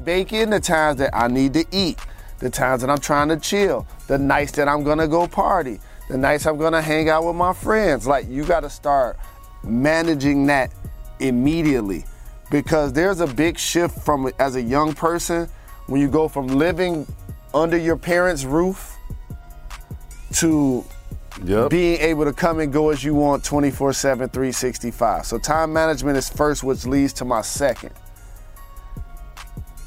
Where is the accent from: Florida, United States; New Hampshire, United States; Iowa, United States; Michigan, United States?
Michigan, United States; Detroit; I'm from Detroit